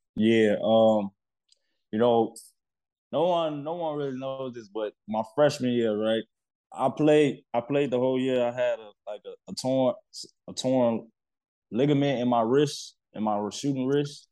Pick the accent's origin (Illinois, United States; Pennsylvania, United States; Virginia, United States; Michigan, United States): Illinois, United States; Chicago; moved away as an adult; also born or lived in New York; growing up in Chicago, you you grow up fast